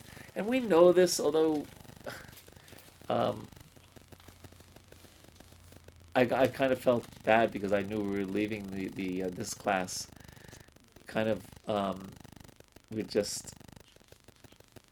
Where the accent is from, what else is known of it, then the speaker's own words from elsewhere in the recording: New York, United States; I'm a city dweller. I'm from New York